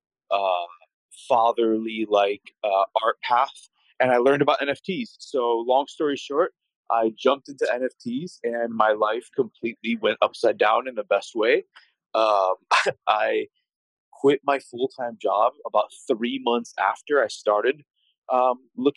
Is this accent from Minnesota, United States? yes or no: no; Miami, Florida, United States; also born or lived in San Francisco; Born and raised in Miami